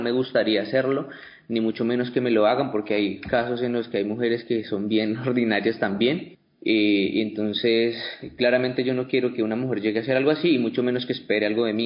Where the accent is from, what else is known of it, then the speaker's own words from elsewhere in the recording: Pitalito, Huila, Colombia; soy de Pitalito